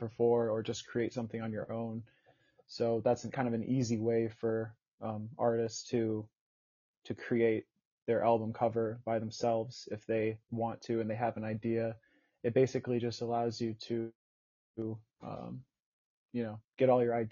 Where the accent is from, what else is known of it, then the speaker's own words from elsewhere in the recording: Okemos, Michigan, United States; moved away as an adult; also born or lived in New Jersey / Denver; now in Brooklyn, United States; growing up in Okemos, not a whole lot of diversity